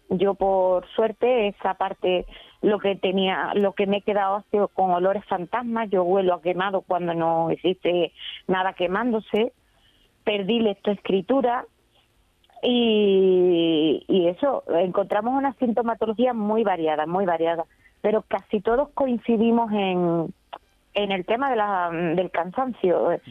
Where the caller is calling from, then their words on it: Seville, Andalusia, Spain; de Sevilla.